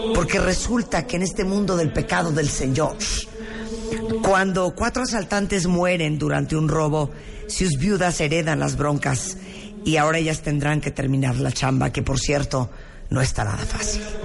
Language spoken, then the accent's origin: Spanish; Mexico; en lo que es nuestra obligación como mexicanos